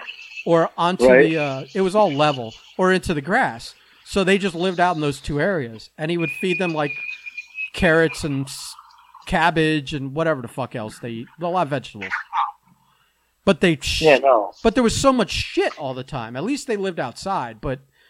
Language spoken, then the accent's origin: English; South Florida, United States; you and I grew up in South Florida